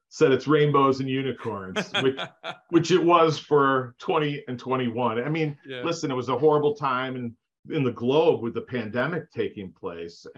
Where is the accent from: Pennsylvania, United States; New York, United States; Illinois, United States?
Illinois, United States; Northbrook; I grew up in the Chicagoland area, a suburb north of Chicago, the North Shore area called Northbrook